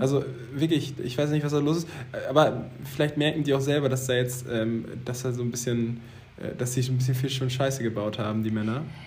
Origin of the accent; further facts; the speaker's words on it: Zeven, Lower Saxony, Germany; auf Zeven, da wo ich herkomme, auf dem Dorf